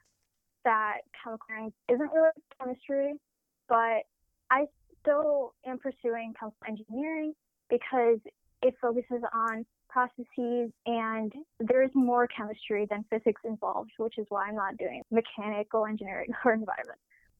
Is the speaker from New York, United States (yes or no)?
no; Chicago, Illinois, United States; I'm from Chicago, Illinois